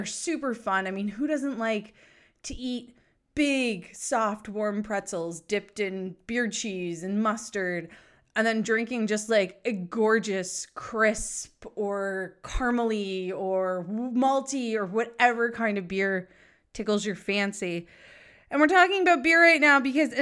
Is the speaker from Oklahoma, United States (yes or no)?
no; New Hampshire, United States; I am from New Hampshire. So being a fellow gal, a New England gal who is from New Hampshire